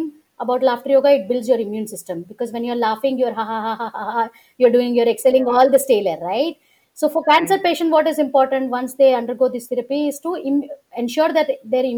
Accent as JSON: {"language": "English", "town": "Ahmedabad", "region": "Gujarat", "country": "India", "tie": "born or raised there", "moved": "yes", "said": "I often go to Ahmedabad in Gujarat, which is my hometown"}